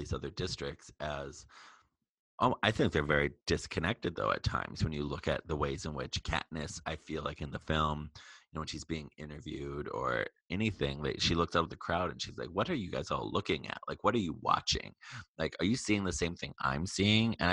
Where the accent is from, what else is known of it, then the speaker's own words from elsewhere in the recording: Wisconsin, United States; moved away; also born or lived in California; they reminded me of growing up in Wisconsin, for example, like the backyards of my hometown.